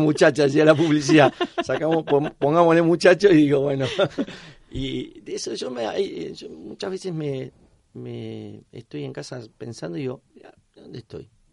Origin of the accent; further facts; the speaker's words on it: Argentina; moved away as an adult; now in Spain; club donde yo nací, me crié